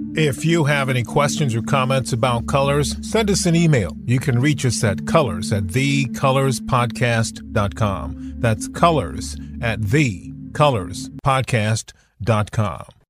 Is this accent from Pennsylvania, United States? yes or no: no; Michigan, United States; moved away; I grew up in a white suburb of Michigan